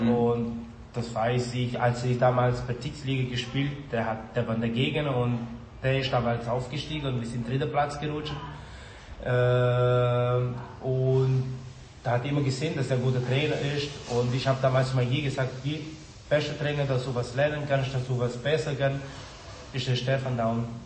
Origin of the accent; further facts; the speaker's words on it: Brazil; German is a second language; now in Germany; ich bin Brasilianer, ich war auf jeden Fall für Brasilien